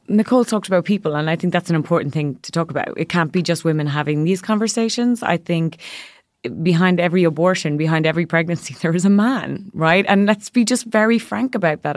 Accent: Ireland; moved away as an adult; now in New York, United States; growing up in a country, I'm from Ireland

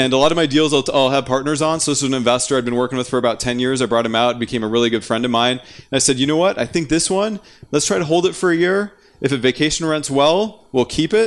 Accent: North Dakota, United States; I'm from North Dakota

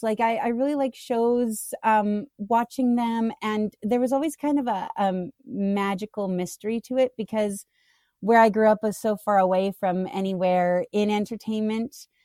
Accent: Canada; now in United States; I grew up in Canada, so, um, I, I have the rare, uh, issue of being in the States

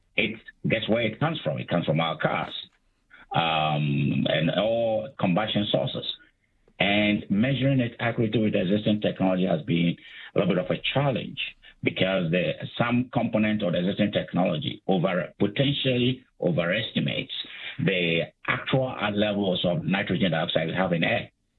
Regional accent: Ghana; moved away as an adult; also born or lived in United States / Calgary, Canada; I'm from Africa. I'm from Ghana. I did my undergraduate studies in Ghana.

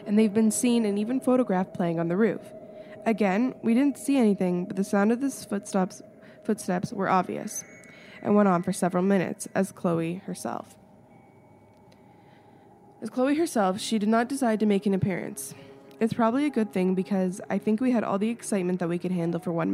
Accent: Canada; I'm in little old Canada where the polar bears are

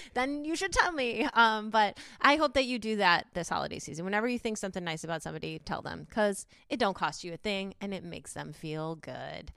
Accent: Chicago, Illinois, United States; I'm from Chicago

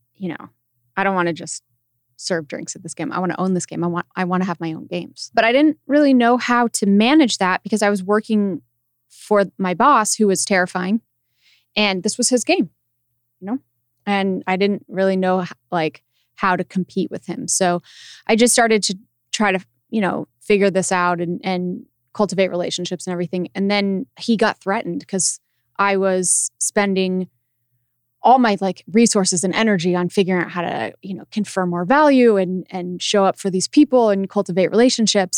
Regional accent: Loveland, Colorado, United States; moved away as an adult; also born or lived in Los Angeles; I was from Loveland, Colorado

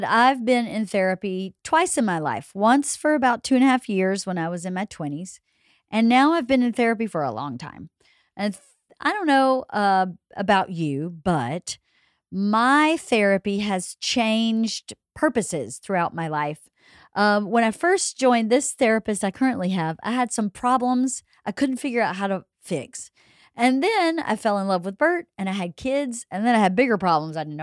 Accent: Georgia, United States; now in Southern California, United States; growing up in Georgia

